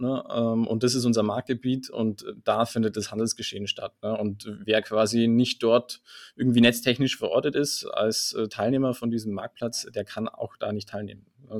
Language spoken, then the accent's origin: German; Allgäu, Bavaria, Germany; Ich bin gebürtiger Allgäuer